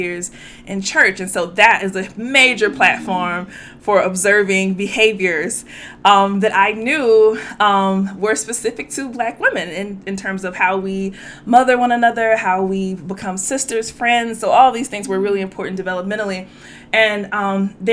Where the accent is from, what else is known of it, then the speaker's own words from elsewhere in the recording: Louisiana, United States; growing up in Louisiana